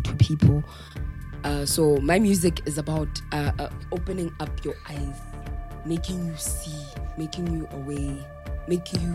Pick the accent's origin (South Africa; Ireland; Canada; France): South Africa; as South African